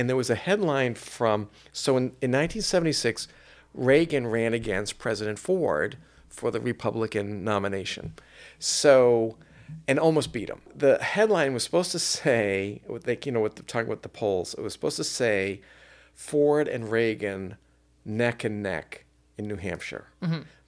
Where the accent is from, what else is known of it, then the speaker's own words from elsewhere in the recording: Ireland; You know, I'm Irish. I would be killed instantly just walking by that.